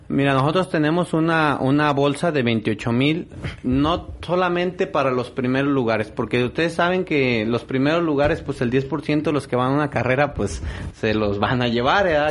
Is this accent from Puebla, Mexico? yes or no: no; Etzatlán, Jalisco, Mexico; soy originario de Idetzatlán